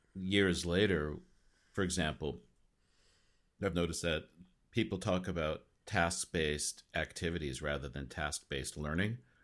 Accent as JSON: {"language": "English", "town": "Los Angeles", "region": "California", "country": "United States", "tie": "born or raised there", "moved": "yes", "said": "I grew up in L"}